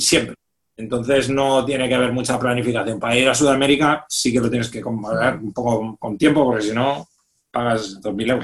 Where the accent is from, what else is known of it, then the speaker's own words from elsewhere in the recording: Reus, Catalonia, Spain; moved away; mi ciudad, yo soy de Reus